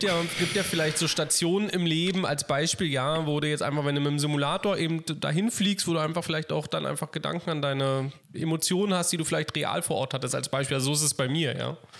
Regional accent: Berlin, Germany; Berlin, einfach weil es meine Heimatstadt ist und, und weil man eben sozusagen so Kindheitserinnerungen daran hat

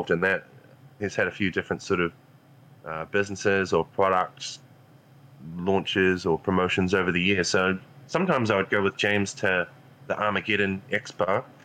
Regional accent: Invercargill, Southland, New Zealand; down in my hometown of Invercargill, New Zealand, which is at the bottom of New Zealand

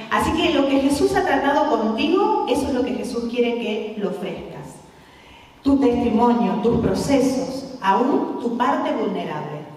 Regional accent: Argentina; moved away as an adult; now in Spain

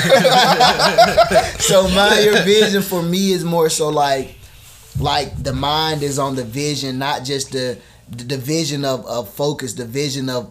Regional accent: LaGrange, Georgia, United States; also born or lived in Columbus, Georgia; I am from LaGrange, Georgia. Born and raised

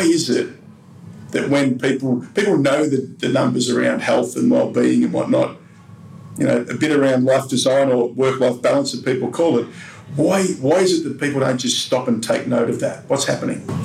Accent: Melbourne, Victoria, Australia; in Melbourne, in my hometown

